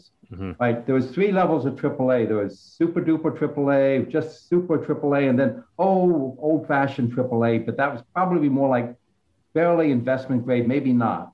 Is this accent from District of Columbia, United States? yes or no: yes; D.C., District of Columbia, United States; I grew up outside of Washington, D.C.